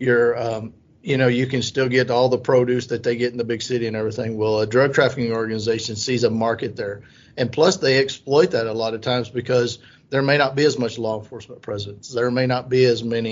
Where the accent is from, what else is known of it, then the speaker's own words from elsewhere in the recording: Southwest Oklahoma, United States; I grew up in Southwest Oklahoma in a town of 350 people